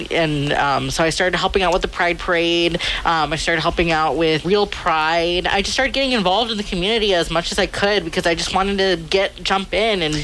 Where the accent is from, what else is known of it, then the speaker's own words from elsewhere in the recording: Fresno, California, United States; I grew up here in Fresno